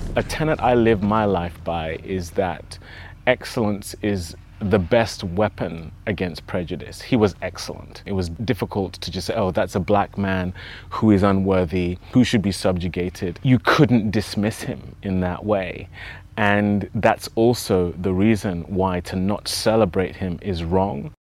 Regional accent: England, United Kingdom; accent: English; I'm speaking in my own English accent

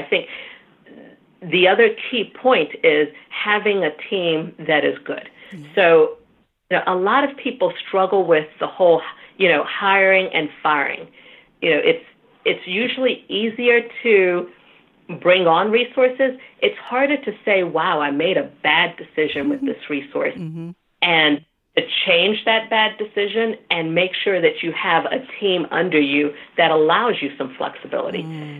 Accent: Nigeria; Now, the being Nigerian is unique in that, you know, getting invited to the boardroom also means getting the job, right?

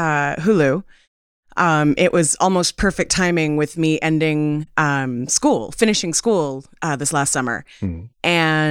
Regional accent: Canada; Which I am Canadian

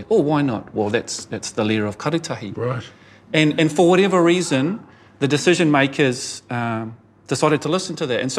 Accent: Glenfield, Auckland, New Zealand; I'm one of those urban Maori. I grew up in Glenfield, you know, miles away from my Turanga Waiwai.

